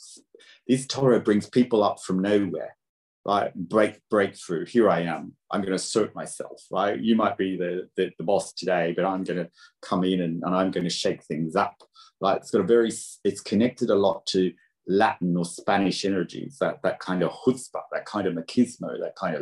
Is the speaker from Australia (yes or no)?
yes; Australia; moved away; also born or lived in Britain; I'm Australian